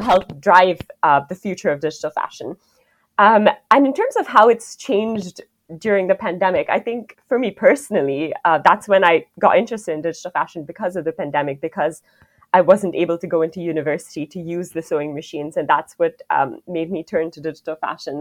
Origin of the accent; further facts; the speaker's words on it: India; moved away as an adult; now in London, United Kingdom; I grew up in India and I moved to London for university, which is where I'm